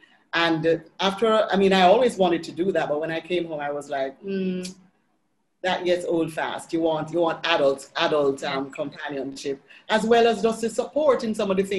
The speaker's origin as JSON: {"language": "English", "country": "Jamaica", "moved": "as an adult", "lives_now": "Panama", "said": "as a Jamaican"}